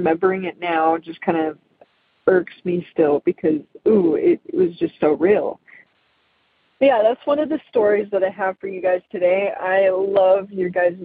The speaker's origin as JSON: {"language": "English", "town": "Magna", "region": "Utah", "country": "United States", "tie": "born or raised there", "also_born_or_lived": "Salt Lake City, Utah", "said": "from Salt Lake, Utah. I grew up in Magna"}